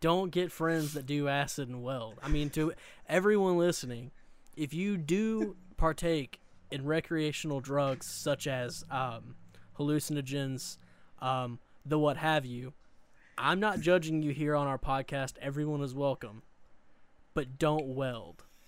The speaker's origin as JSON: {"language": "English", "region": "Eastern Arkansas", "country": "United States", "tie": "born or raised there", "said": "I grew up in the Delta, which is the Mid-South, so I grew up in Eastern Arkansas, um, along, like, the Mississippi River"}